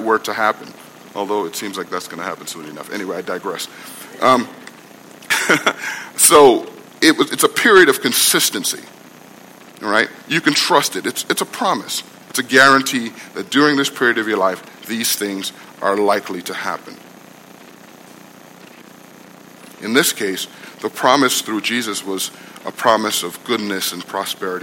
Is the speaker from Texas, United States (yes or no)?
no; New York City, New York, United States; also born or lived in Guyana; I grew up in Brooklyn